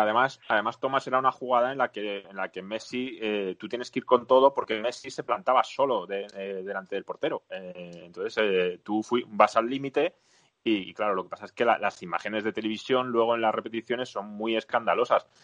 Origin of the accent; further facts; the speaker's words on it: Spain; aquí en España